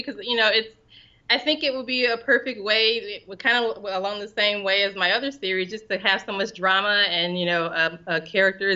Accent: St. Louis, Missouri, United States; moved away as an adult; now in Houston, United States; I'm originally from St. Louis, and I moved to Houston

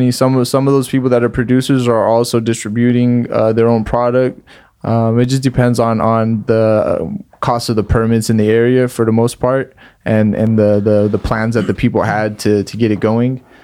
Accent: Salinas, California, United States; We're from Salinas.

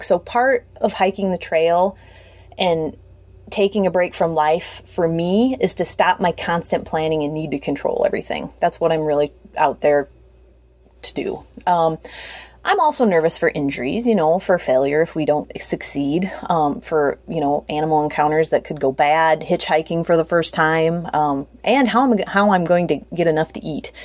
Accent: United States; moved away as an adult; also born or lived in South Carolina; now in South Dakota, United States; We've lived in South Carolina for the last decade, but we're originally from the Minnesota South Dakota area

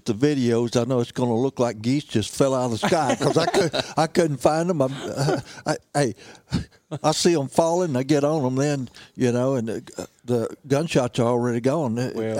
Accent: Missouri Bootheel, United States; I was raised in Missouri, Boot Hill. I was raised 60 miles east from here, closer to the Mississippi River

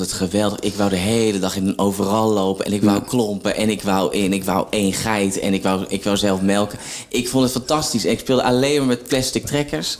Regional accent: Zwolle, Overijssel, Netherlands; now in Opdam, Netherlands; omdat ik uit Zwolle kom

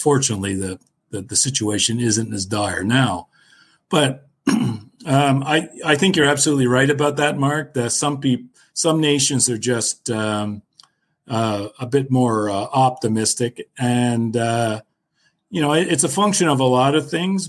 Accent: Canada; I'm Canadian

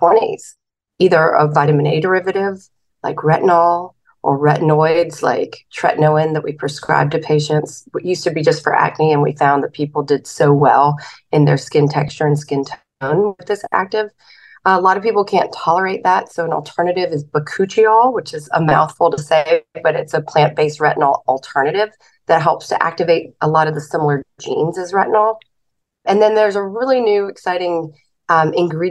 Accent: the South, United States; I'm from the South

